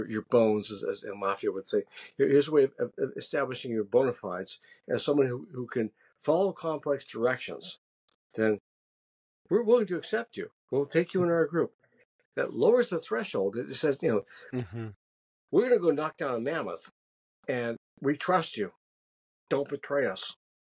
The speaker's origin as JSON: {"language": "English", "region": "Massachusetts", "country": "United States", "said": "I'm from Massachusetts. My people have been there for centuries."}